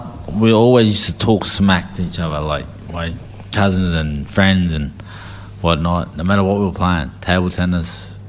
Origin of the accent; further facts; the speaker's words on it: Sydney, New South Wales, Australia; I grew up in Canterbury, south of Canterbury in Sydney, for the first 12 to 13 years of my life.